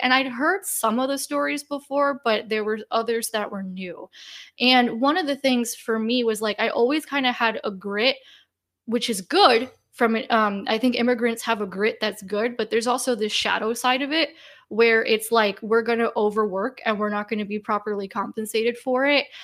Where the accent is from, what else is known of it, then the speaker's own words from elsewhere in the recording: United States; I was born and raised in the United States